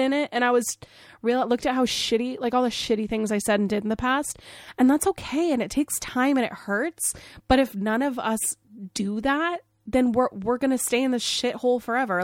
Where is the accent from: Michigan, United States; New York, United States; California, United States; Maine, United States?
Maine, United States; I grew up in Maine. I grew up in the whitest state in the country